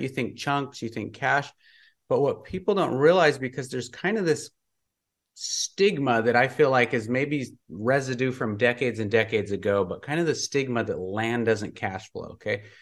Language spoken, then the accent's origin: English; Montana, United States; moved away; also born or lived in California; I grew up in Montana, I was living in California